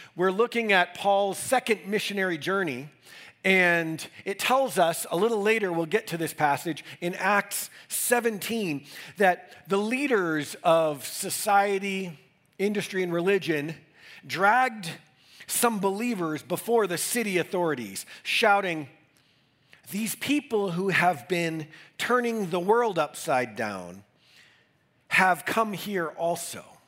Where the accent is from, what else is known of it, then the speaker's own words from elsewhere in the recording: Northeast, United States; now in Denver, United States; growing up in the Northeast in the 80s and 90s in major cities